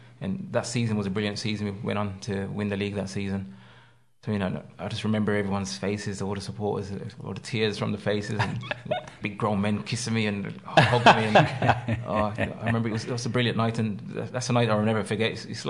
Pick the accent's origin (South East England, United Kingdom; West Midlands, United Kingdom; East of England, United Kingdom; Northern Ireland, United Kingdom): West Midlands, United Kingdom; Birmingham; moved away as an adult; also born or lived in Ireland; I'm from Birmingham.